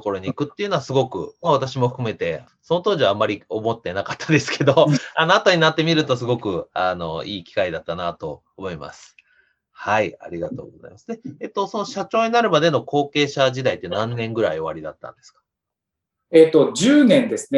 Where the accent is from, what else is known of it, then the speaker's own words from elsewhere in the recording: Soka, Saitama, Japan; moved away; 埼玉県の草加市ですね。